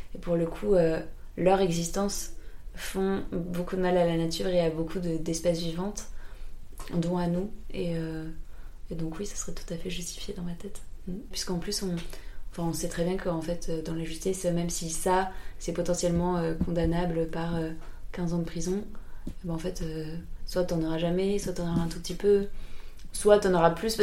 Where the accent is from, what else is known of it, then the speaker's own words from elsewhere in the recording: France; on a tellement de privilèges en tant que Français